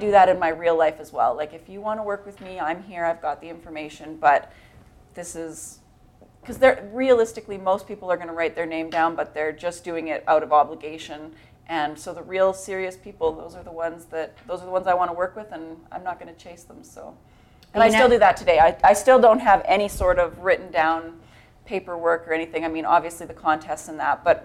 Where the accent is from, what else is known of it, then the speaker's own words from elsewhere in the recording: Calgary, Alberta, Canada; I'm actually born and raised in Calgary.